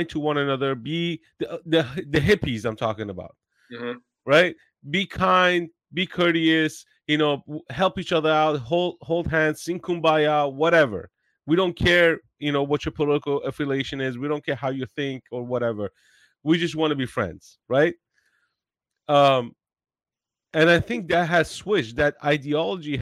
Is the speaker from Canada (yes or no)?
no; Iran; English is a second language; now in United States; I have white skin, but I'm from Iran